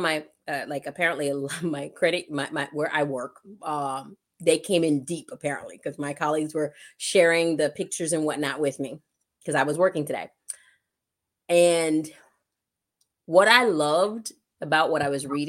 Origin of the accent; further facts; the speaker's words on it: New York City, New York, United States; moved away as an adult; when I was growing up in Brooklyn, New York